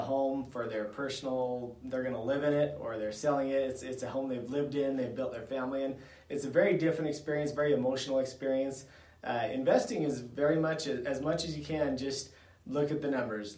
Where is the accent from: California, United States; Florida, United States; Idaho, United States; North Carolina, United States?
Idaho, United States; I grew up here in Idaho, and I love it here